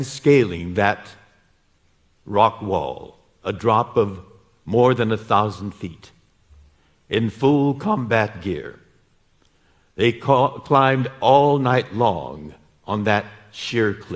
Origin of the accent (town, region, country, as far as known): United States